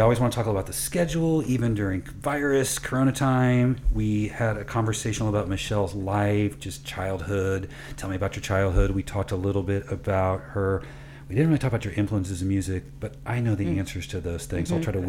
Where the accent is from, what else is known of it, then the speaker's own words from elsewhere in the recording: Midwest, United States; is not just that we're from the Midwest